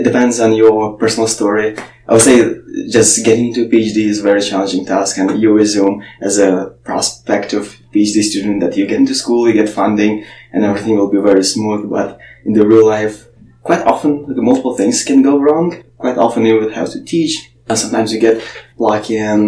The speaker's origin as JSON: {"language": "English", "country": "Ukraine", "tie": "born or raised there", "moved": "as an adult", "said": "I grew up in Ukraine"}